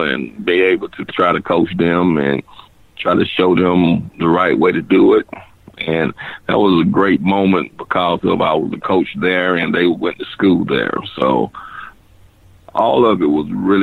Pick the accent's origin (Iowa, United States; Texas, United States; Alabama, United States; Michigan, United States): Alabama, United States; Dothan; I'm from Dothan